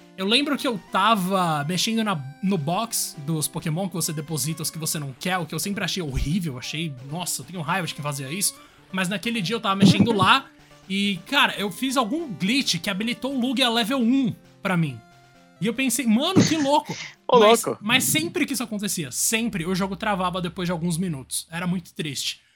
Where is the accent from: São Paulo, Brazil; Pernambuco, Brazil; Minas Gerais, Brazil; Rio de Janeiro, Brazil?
São Paulo, Brazil; Guarulhos; also born or lived in Zona Norte, São Paulo; em Guarulhos, mas a minha vida inteira, entre os 0 e 16 anos, estava dividida entre Guarulhos e Zona Norte de São Paulo